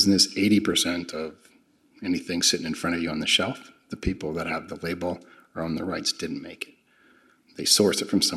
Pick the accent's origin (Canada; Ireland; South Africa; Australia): Canada; moved away; I'm originally from Canada